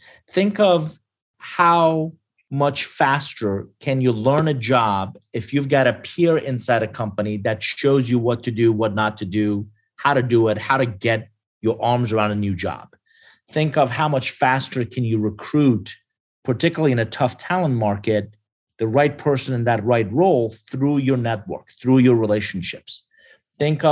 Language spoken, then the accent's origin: English; Iran; now in United States; I'm originally from Iran.